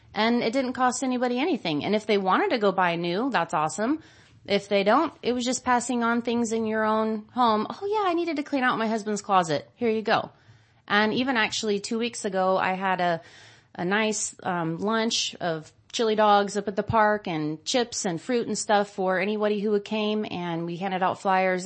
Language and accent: English; Modesto, California, United States; I grew up, born and raised in Modesto and, um, actually out in the country